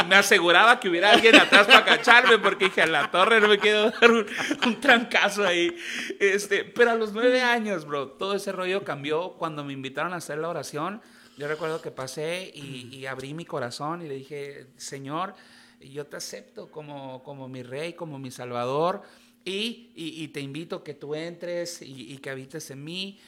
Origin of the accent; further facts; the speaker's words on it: Tijuana, Baja California, Mexico; nací aquí en Tijuana, justo el día de ayer cumplí años